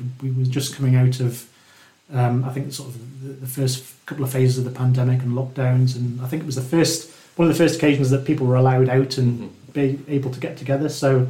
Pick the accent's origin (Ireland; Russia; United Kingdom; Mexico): United Kingdom; Newcastle upon Tyne, North East England; I'm born and brought up in Newcastle.